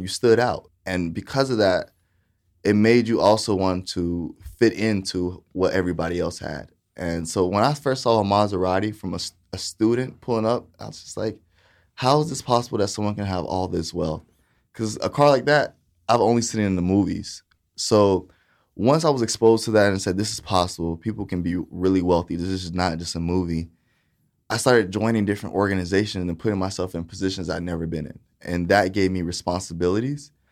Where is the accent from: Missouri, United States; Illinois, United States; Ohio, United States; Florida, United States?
Florida, United States; Titusville; also born or lived in Saint Petersburg, Florida / Boca Raton, Florida; I was raised in Titusville, Florida